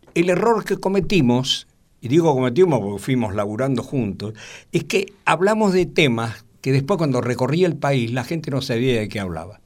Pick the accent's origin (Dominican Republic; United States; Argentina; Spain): Argentina; Buenos Aires; Ser porteño es amar el lugar donde uno nació